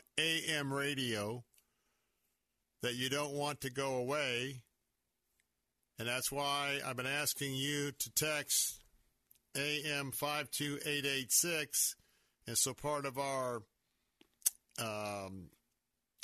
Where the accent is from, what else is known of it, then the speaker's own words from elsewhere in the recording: Tampa, Florida, United States; I was born and raised here in Tampa.